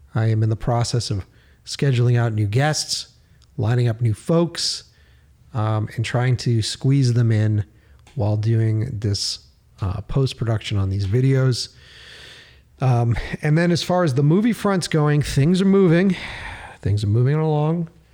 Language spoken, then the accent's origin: English; Boston, Massachusetts, United States; moved away as an adult; now in Los Angeles, United States; I'm from Boston